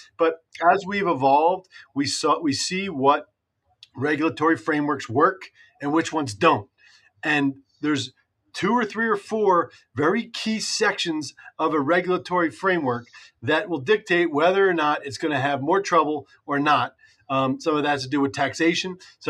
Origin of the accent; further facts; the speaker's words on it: New Jersey, United States; dare I say my home state of New Jersey.